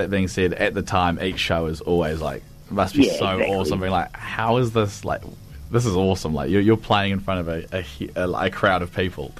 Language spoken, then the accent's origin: English; Cromwell, Otago, New Zealand; born or raised there